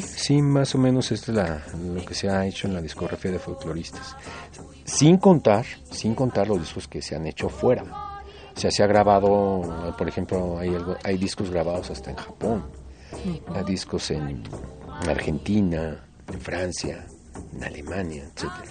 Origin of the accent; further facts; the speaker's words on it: Mexico City, Mexico; Yo vengo de Tepito, yo vivía en la calle de Vidal Coser